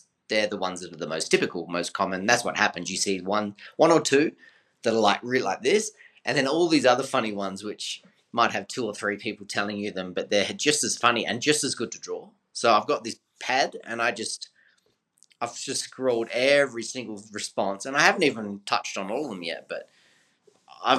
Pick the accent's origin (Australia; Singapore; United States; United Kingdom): Australia; moved away as an adult; now in Bogota, Colombia; I'm from Australia